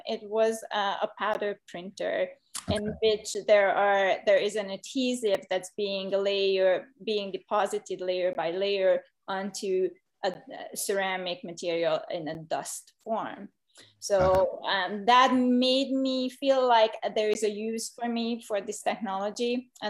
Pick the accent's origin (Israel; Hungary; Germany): Hungary; moved away as an adult; now in United States; So I've been doing ceramics since 1993, when I came to the US from Hungary, and with a medical degree, I thought ceramics is just going to be a hobby